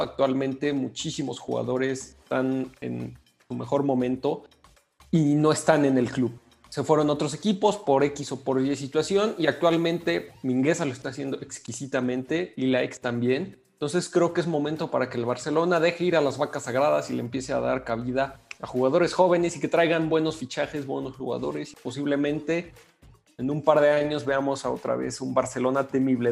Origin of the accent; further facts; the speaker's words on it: Mexico; nuestro compatriota